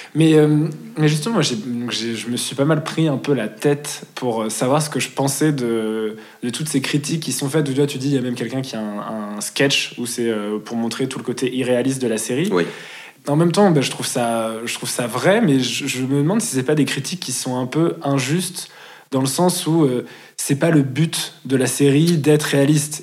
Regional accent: Lyon, Auvergne-Rhône-Alpes, France; now in Paris, France; Je viens de Lyon

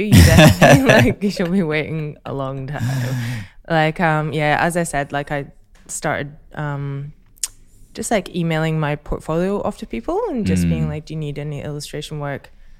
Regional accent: Scotland, United Kingdom; So I'm Scottish.

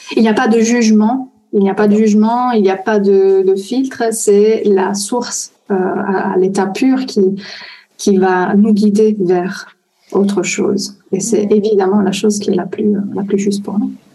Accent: Italy; French is a second language; je suis italienne

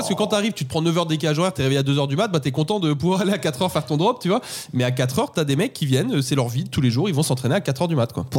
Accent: Paris, Île-de-France, France; je suis parisien. À Paris, on commence la journée de taf un peu plus tard qu'en province

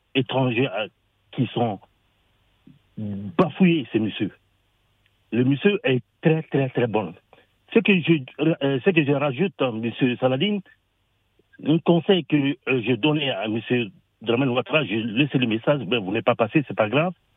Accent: Mali; En tant que Malien

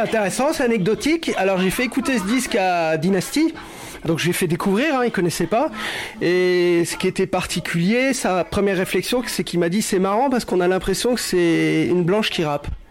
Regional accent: Cholet, Pays de la Loire, France; moved away; also born or lived in Annecy / Grenoble; je suis né à Cholet, où j'ai commencé à écouter mes premières radios

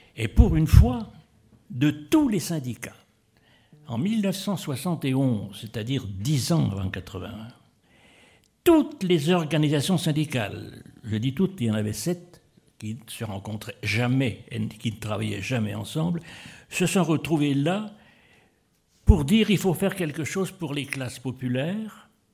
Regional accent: Épinal, Grand Est, France; je suis d'Épinal

